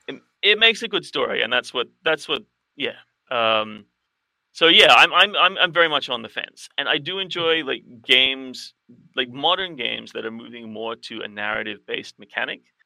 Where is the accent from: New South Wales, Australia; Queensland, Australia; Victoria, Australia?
New South Wales, Australia; Sydney; the role playing community that I grew up with in Sydney in the '90s